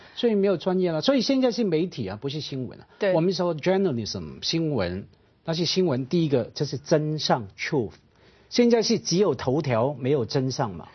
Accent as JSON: {"language": "Chinese", "country": "Hong Kong", "said": "我们香港本地人"}